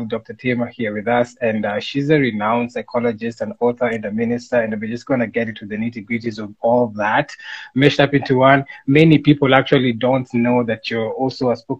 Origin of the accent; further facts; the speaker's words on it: Kenya; I'm African, I'm Kenyan, we speak Swahili here